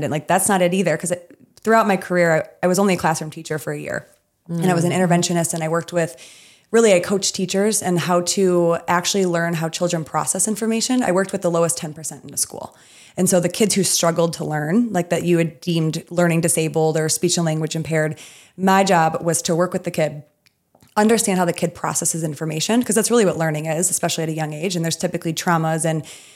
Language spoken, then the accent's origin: English; Midwest, United States; I'm from the Midwest